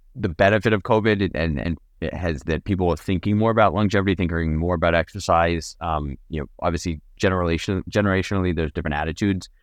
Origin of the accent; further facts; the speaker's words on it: Napa, California, United States; I grew up in Napa